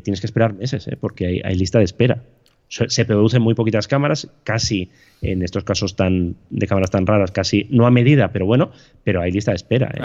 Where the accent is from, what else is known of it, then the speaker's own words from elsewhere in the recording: Bilbao, Basque Country, Spain; yo soy de Bilbao